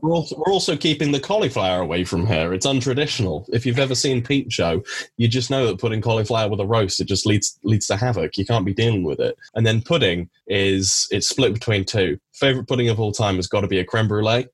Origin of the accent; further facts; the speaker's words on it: Cornwall, South West England, United Kingdom; growing up in Cornwall, uh, you're definitely encouraged to like really like fresh fish